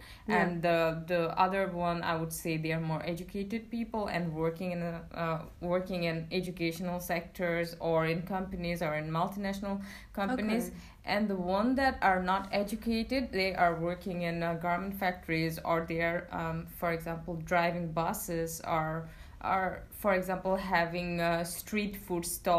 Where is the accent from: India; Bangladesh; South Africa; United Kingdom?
Bangladesh; I'm 25 years old and I'm from Bangladesh.